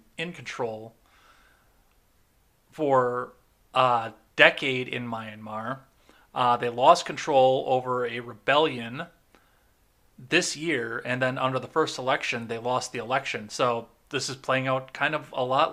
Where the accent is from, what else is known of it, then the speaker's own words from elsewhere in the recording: Wisconsin, United States; my home state here